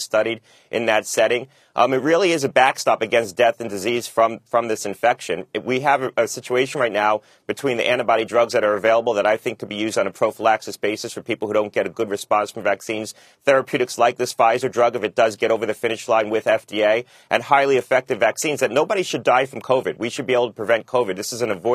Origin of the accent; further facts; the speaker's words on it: Connecticut, United States; my hometown here in Connecticut